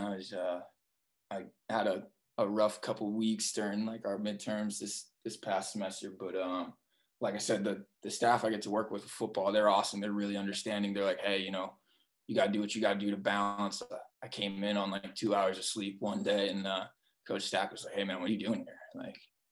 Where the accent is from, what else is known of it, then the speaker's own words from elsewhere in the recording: Massachusetts, United States; moved away as an adult; also born or lived in Denver / Minnesota / West Point; now in Pittsburgh, United States; I grew up in Massachusetts.